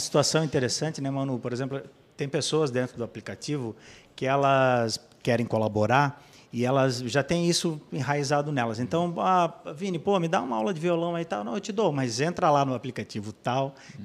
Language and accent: Portuguese; Blumenau, Santa Catarina, Brazil; Eu, eu sou de Blumenau